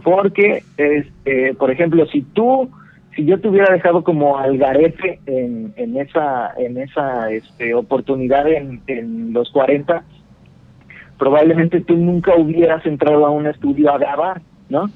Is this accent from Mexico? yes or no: yes; Mexico; now in Cancún, Mexico; nací en Martínez, pero vivía, vivíamos los primeros, los primeros 12 años vivimos en un pueblo muy cercano a Martínez